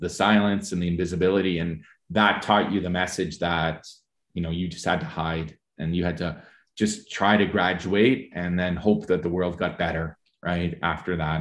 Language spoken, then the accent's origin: English; St. Albert, Alberta, Canada; growing up in Saint Albert in Paul Kane High School in the nineteen eighties